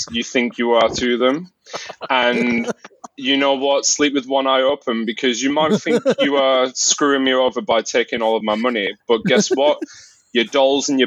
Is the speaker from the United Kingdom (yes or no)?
yes; Wigan, North West England, United Kingdom; I'm from Wigan